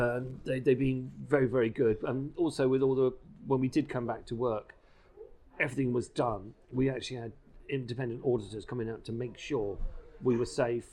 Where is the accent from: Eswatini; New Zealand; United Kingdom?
United Kingdom; England; So I said, being English, you know, we sort of abbreviate things.